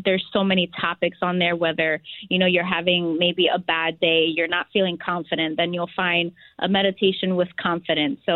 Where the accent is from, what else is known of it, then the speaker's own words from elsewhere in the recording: Philadelphia, Pennsylvania, United States; I am from Philadelphia, which we say Philly, where the cheesesteaks are created.